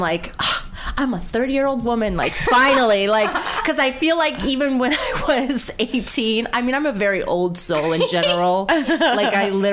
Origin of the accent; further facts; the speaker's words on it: Detroit, Michigan, United States; moved away as an adult; now in New York City, United States; I came from Detroit